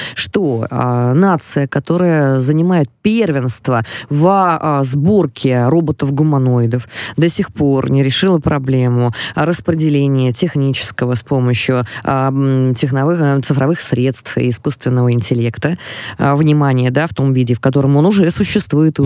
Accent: Moscow Oblast, Russia; Я из Подмосковья

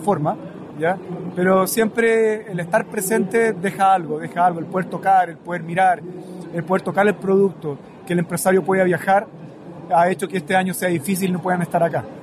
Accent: Chile

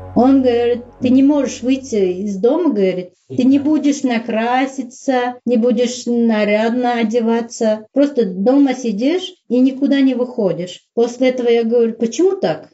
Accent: Uzbekistan; moved away as an adult; also born or lived in Saint Petersburg, Russia; я узбечка, я узбе- в Узбекистане живу

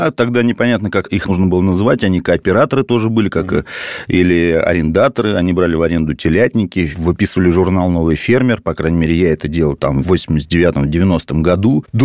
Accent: Moscow, Russia; born there; Ну да, я родился в Москве.

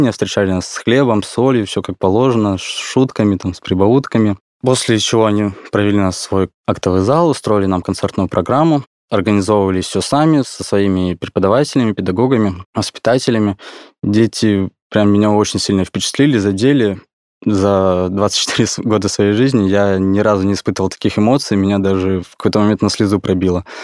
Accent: Khabarovsk, Khabarovsk Krai, Russia; now in Moscow, Russia; Да, я из Хабаровского края, родился в городе Хабаровск, там прожил всю свою жизнь.

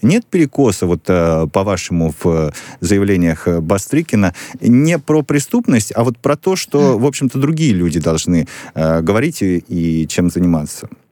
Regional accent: Vinnytsia, Vinnytsia Oblast, Ukraine; я родился в Виннице, на Украине

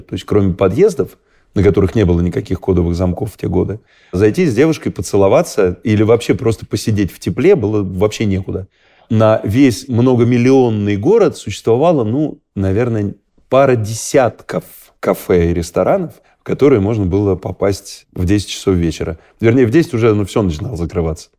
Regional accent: Russia; мы гордились, что мы из России

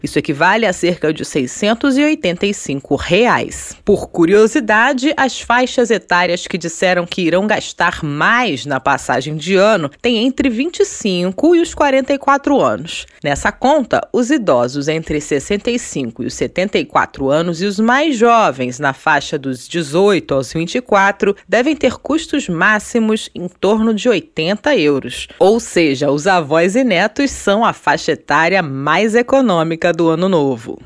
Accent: Brazil; now in Portugal; nós brasileiros

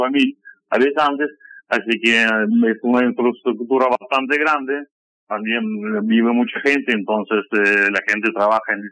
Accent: Kamchatka Krai, Russia; born there; Eh, bueno, yo nací en Kamchatka. Kamchatka es una provincia rusa que está al fondo, al fondo de Rusia son nueve horas de vuelo desde Moscú hasta Petropavlovsk, nací allá. Después viví en muchas partes de Rusia

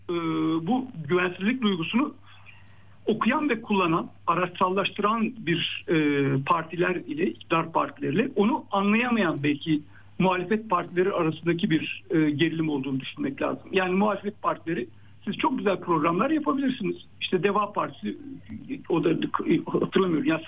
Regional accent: İzmir, Turkey; İşte ben e, İzmirliyim ama e, Van'a gittiğim zaman da orada ben kendime dair benim gibi bir takım insanlar buluyorum.

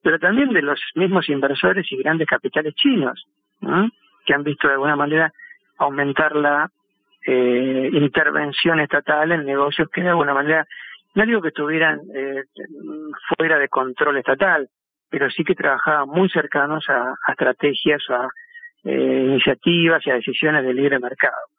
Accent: Argentina

